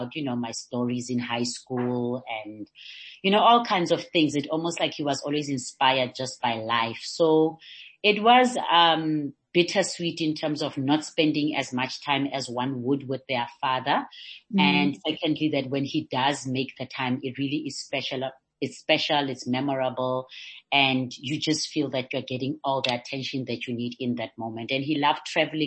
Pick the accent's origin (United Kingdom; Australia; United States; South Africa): South Africa; North West; also born or lived in Liberia; I came back to what was then Pula Twala, which is now the Northwest, to come and live with my mother's family.